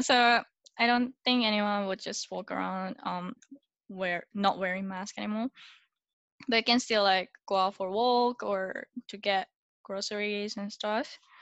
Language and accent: English; Japan; now in Singapore; I'm originally from Japan and now living in Singapore